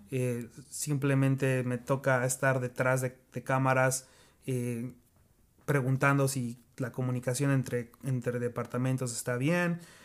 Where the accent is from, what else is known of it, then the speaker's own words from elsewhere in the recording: Mexico; moved away as an adult; also born or lived in Kansas City, United States; now in United States; Soy mexicano, pero ya llevo cinco años acá